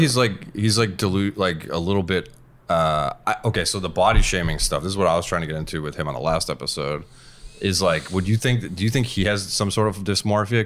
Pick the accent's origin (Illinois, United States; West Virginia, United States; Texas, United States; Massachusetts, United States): Massachusetts, United States; moved away; I'm from Massachusetts. No, I'm not from here.